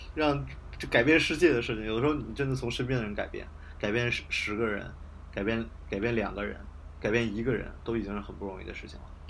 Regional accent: Beijing, China; also born or lived in Hebei; 我在河北读的高中，但是我是北京的人嘛，就是我只是嗯。父母把我送去而已

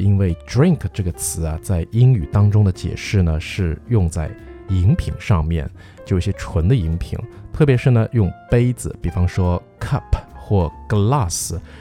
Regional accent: China; 我们中国人喝的这种，比方说鲫鱼汤啊

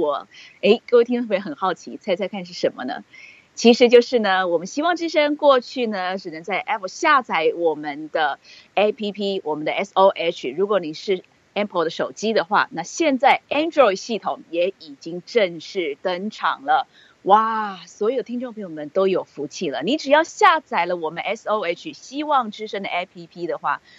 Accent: Taiwan; now in United States; 我们台湾人，台语讲的话，就是“惊”啊

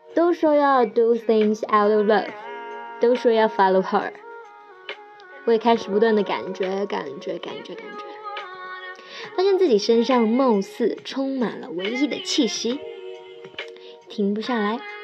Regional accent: Xiamen, Fujian, China; moved away as an adult; now in Shanghai, China; 我来自厦门，现在在上海打拼。今年二十六岁

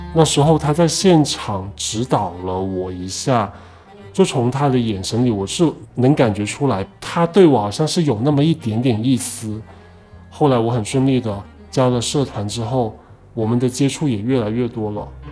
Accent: Liuzhou, Guangxi, China; moved away as an adult; now in Guangdong, China; 今年二十七岁，我来自广西柳州，目前在广东

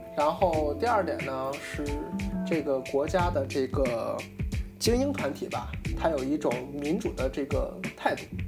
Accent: China; 作为咱们大陆人

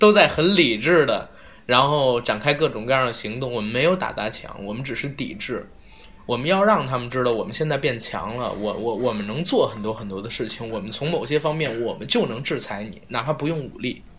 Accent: China; 作为一个中国人，你不爱国，你都不配这三个字

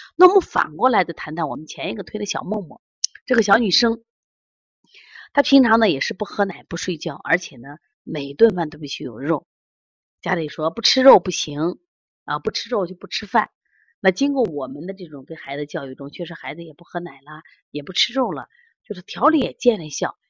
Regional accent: Xi'an, Shaanxi, China; 我们西安

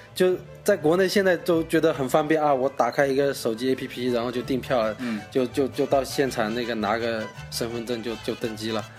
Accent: Zhejiang, China; moved away as an adult; now in Nanning, China; 我是一个浙江人，嗯。然后呢，现在在南宁工作

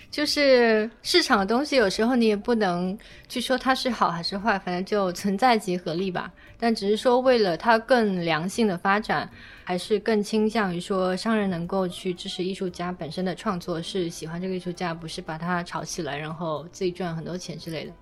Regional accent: Guangdong, China; now in Beijing, China; 我作为一个潮汕人来到了北京

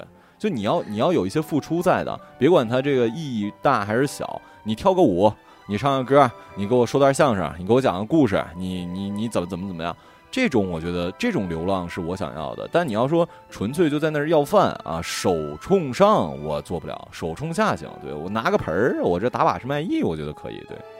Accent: Northeast China, China; 我们东北人

